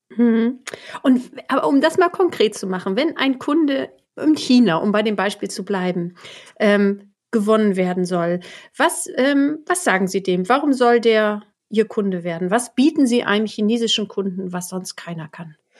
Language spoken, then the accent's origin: German; Germany; so wie ich aus deutscher Sicht